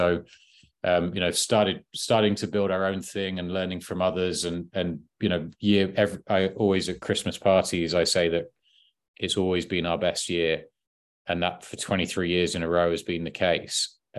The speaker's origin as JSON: {"language": "English", "town": "High Wycombe", "region": "South East England", "country": "United Kingdom", "tie": "born or raised there", "said": "I grew up in High Wycombe, season ticket holder at Wycombe Wanderers"}